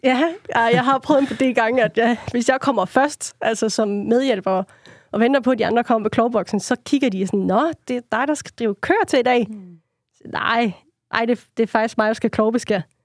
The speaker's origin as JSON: {"language": "Danish", "area": "Funen", "region": "Southern Denmark", "country": "Denmark", "said": "jeg er Fynbo"}